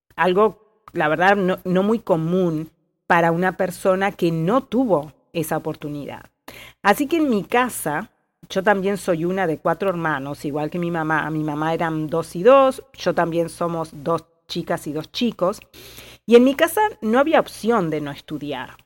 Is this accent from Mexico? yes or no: no; Uruguay; moved away as an adult; also born or lived in Spain; now in California, United States; uruguaya y con experiencia internacional viviendo y trabajando en distintos países del mundo